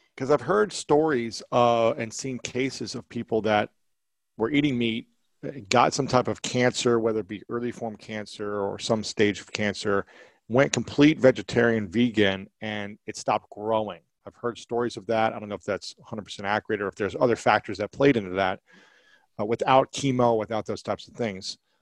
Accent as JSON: {"language": "English", "region": "Ohio", "country": "United States", "tie": "born or raised there", "moved": "yes", "lives_now": "Los Angeles, United States", "said": "Growing up in Ohio"}